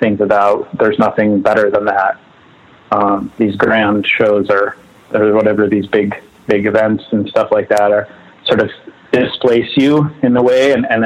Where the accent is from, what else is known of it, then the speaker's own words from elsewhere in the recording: Northfield, Minnesota, United States; also born or lived in Southern California; I was born in southern Minnesota in a town called Northfield. We lived in the country